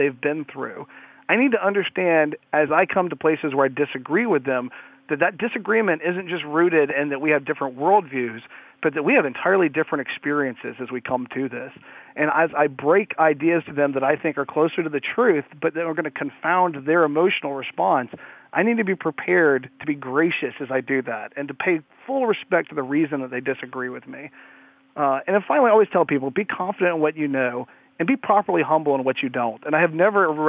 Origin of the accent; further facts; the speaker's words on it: Atlanta, Georgia, United States; I was born in Atlanta, Georgia. I live just north of it